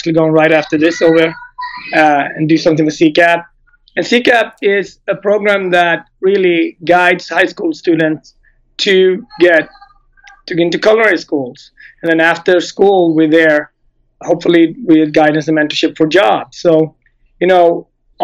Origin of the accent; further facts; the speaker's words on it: Gothenburg, Västra Götaland, Sweden; moved away as an adult; also born or lived in Japan / Switzerland; now in United States; On the West Coast in Sweden, in Gothenburg